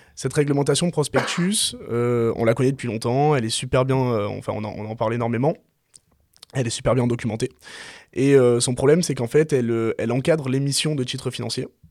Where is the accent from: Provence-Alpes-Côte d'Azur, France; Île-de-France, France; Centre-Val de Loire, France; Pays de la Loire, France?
Provence-Alpes-Côte d'Azur, France; Marseille; moved away as an adult; moi je suis né à Marseille, je suis originaire de Marseille, j'ai pas bougé jusqu'à mes 20 ans de Marseille